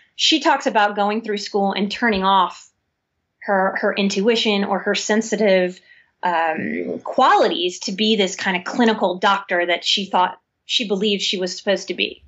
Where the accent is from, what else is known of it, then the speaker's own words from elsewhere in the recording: New Orleans, Louisiana, United States; I'm born and raised in New Orleans, I'm a Southern woman too